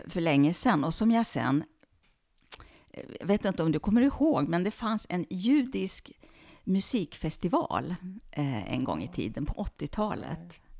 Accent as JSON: {"language": "Swedish", "country": "Sweden", "said": "Som svensk jude"}